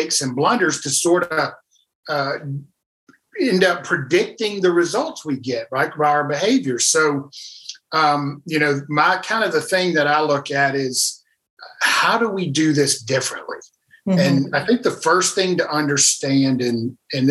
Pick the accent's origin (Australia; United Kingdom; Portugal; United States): United States; South Louisiana; moved away as an adult; also born or lived in Nashville, Tennessee; I was originally from South Louisiana and moved to Nashville, Tennessee.